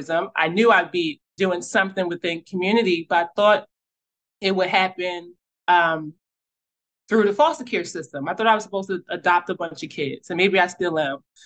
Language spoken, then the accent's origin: English; Philadelphia, Pennsylvania, United States; growing up in North Philly